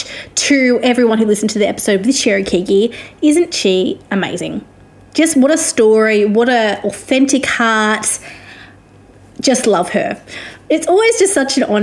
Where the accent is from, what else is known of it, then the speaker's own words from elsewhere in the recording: Australia; also born or lived in Victoria; I am an Australian music journalist